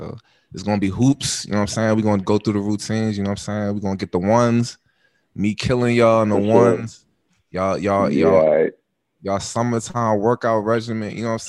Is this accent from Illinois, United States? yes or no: yes; Chicago, Illinois, United States; I'm from Bronzeville, B.